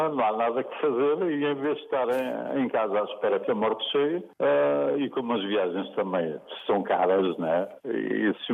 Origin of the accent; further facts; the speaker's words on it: Angola; also born or lived in Vila Nova de Gaia, Portugal; now in Portugal; eu nasci em Gaia, mas com um ano os meus pais levaram para Angola. Depois, eh, quando vim de Angola em 75, eh, pronto, nunca parei no mesmo sítio, né?